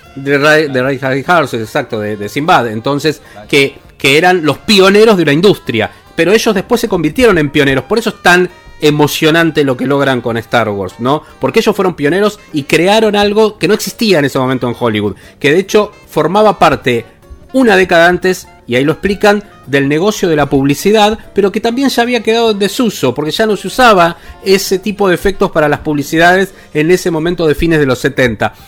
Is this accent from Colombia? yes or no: no; Argentina; nosotros como argentinos